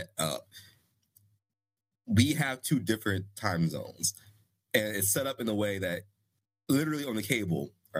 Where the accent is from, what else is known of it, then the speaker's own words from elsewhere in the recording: Ohio, United States; Ohio is the furthest east you can be and still be the Midwest